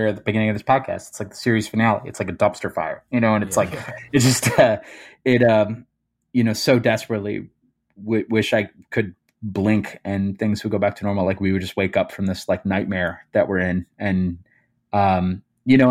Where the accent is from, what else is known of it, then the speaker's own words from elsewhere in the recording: Cherry Hill, New Jersey, United States; accent: Jersey; moved away as an adult; also born or lived in Philadelphia, Pennsylvania; now in Chicago, United States; I grew up in a town called Cherry Hill